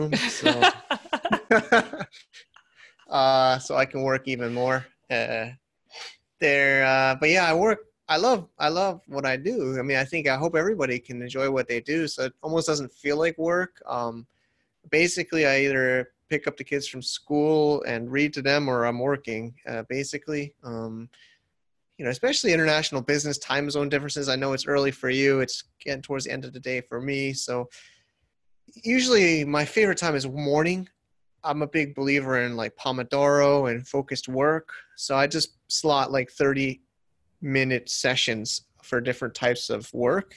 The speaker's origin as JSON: {"language": "English", "country": "United States", "moved": "yes", "said": "I'm an American myself"}